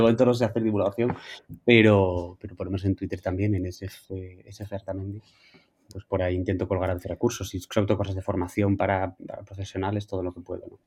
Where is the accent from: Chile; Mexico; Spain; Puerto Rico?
Spain; Asturias; soy asturiano